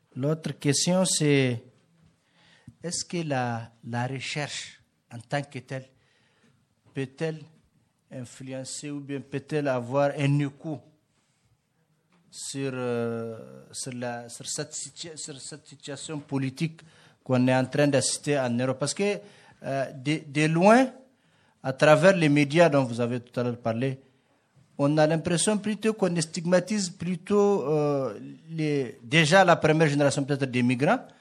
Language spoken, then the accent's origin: French; Niger; je viens du, du Niger